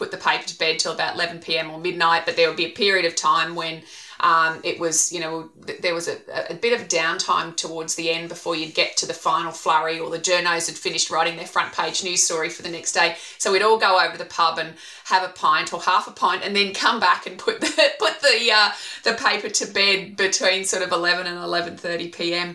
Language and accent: English; Queensland, Australia; also born or lived in Toowoomba / Ireland / Canada / United Kingdom; I am a Queenslander and I started out in journalism